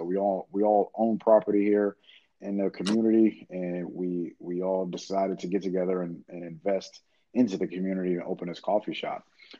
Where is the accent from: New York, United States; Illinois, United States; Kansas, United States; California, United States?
New York, United States; Queens; especially, you know, like you said, with us being from Queens, my neighborhood is identical to the way we grew up in Queens.